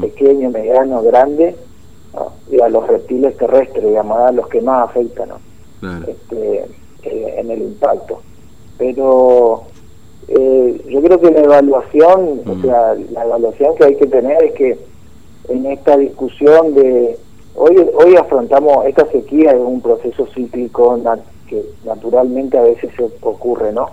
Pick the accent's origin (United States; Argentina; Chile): Argentina; Formosa